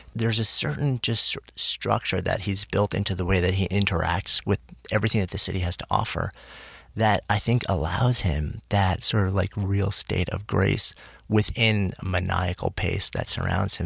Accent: New York, United States; now in New York City, United States; I grew up just outside of New York City. I've been in the city since '89

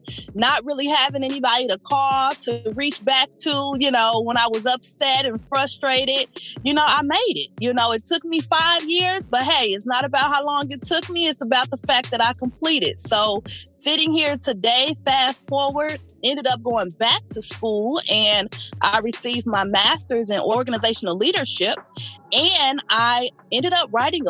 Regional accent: Toledo, Ohio, United States; moved away as an adult; also born or lived in Cincinnati, Ohio; now in Indiana, United States; I am originally from Toledo, Ohio. I always say Ohio raised me, Indiana pays me

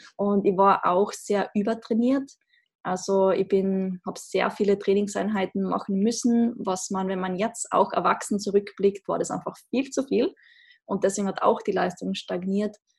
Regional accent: Austria; accent: Austrian dialect; wie man im Dialekt vielleicht hört, ich komme aus Österreich, sehr klischeehaft in den Alpen aufgewachsen

